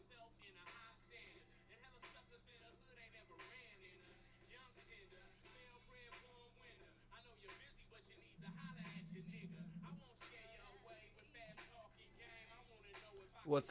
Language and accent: English; Seattle, Washington, United States; I grew up in Seattle